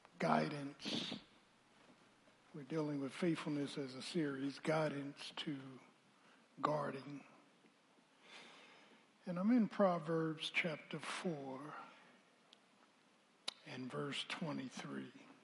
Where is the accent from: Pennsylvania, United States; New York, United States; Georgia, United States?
Pennsylvania, United States; Philadelphia; I grew up in South Philly.